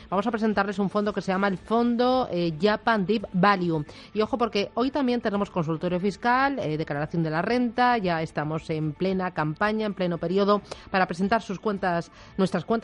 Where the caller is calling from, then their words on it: Cádiz, Andalusia, Spain; Vale. Eh, buenos días … de Cádiz.